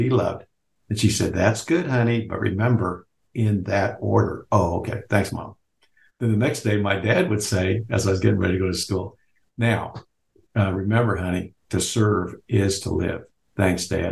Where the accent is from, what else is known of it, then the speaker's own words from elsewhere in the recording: Lawrence, Kansas, United States; I grew up in Lawrence, Kansas, where the University of Kansas is